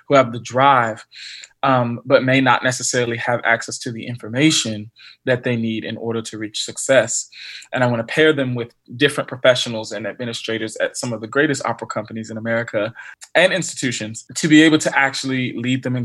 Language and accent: English; Bowie, Maryland, United States; also born or lived in Waldorf, Maryland / Philadelphia; I grew up in Bowie, Maryland, which is much more northern Maryland